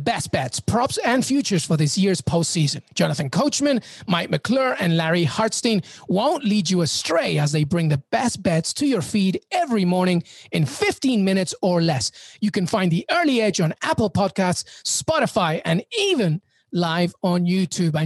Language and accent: English; England, United Kingdom; Growing up in England